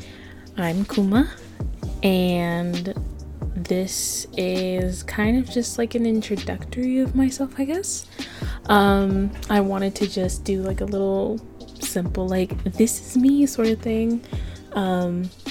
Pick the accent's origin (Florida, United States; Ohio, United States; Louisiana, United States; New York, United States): Florida, United States; Avon Park; also born or lived in Kissimmee, Florida; I was born in Kissimmee, Florida, and I was raised in a little town called Avon Park, Florida